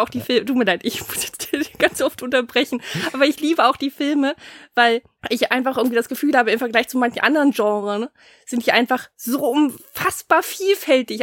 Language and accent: German; Germany; bei uns in Deutschland